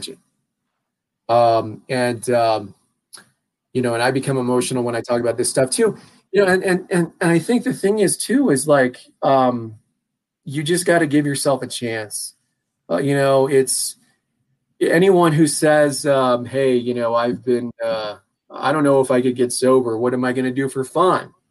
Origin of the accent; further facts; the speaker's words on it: Longmont, Colorado, United States; I'm a native, you know, I grew up in Longmont